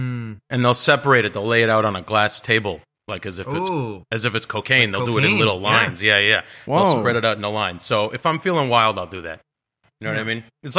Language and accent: English; Canada; I'm a Canadian celebrity.